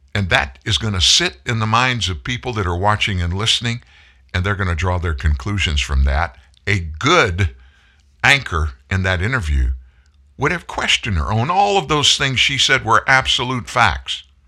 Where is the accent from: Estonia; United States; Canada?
United States; the South; I grew up in the South. I'm from the South